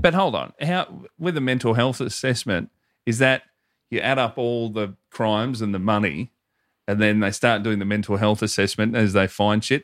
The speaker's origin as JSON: {"language": "English", "town": "Hoppers Crossing", "region": "Victoria", "country": "Australia", "said": "I am from Hopper's Crossing."}